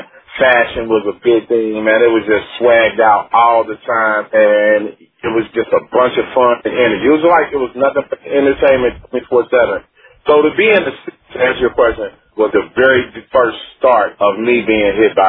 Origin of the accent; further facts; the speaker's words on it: Cincinnati, Ohio, United States; I think, you know, like a lot of musicians out of Cincinnati, I think it was the city, y'all in general.